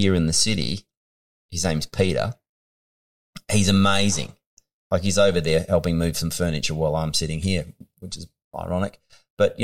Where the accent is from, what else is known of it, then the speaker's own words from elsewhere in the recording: Western Australia, Australia; moved away; was born in the country.